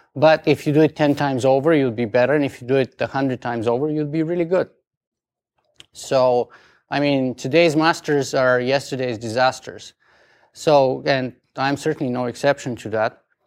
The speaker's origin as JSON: {"language": "English", "country": "Bulgaria", "accent": "strong Bulgarian", "second_language": "English", "moved": "as an adult", "lives_now": "Canada", "said": "English is not my first language. I have a strong Bulgarian accent"}